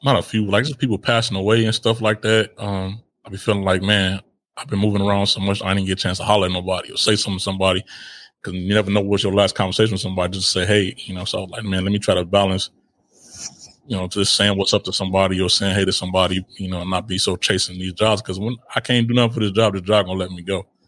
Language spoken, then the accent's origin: English; Chicago, Illinois, United States; moved away as an adult; now in Italy; I grew up in Chicago